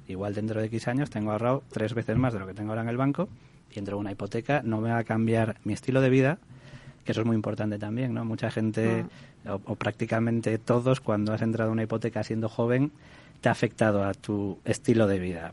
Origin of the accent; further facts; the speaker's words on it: Galicia, Spain; yo, soy de Galicia